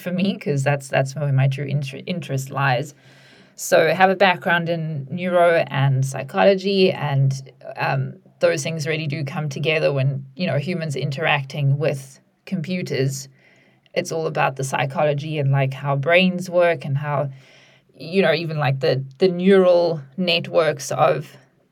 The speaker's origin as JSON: {"language": "English", "country": "South Africa", "moved": "as an adult", "lives_now": "United Kingdom", "said": "I also recently moved here from a different country. I'm from South Africa"}